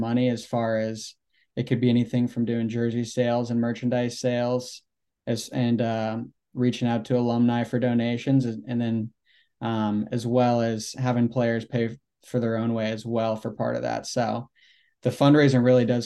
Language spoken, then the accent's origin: English; Sarasota, Florida, United States; also born or lived in St. Louis, Missouri; now in Gainesville, United States; I'm originally from St. Louis, and when I was 8 years old, I moved down to Sarasota and then just grew up playing out of Sarasota, Florida all my life